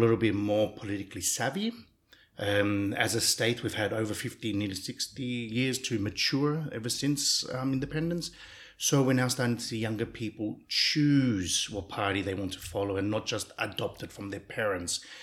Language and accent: English; Australia; now in Cyprus; I grew up in Australia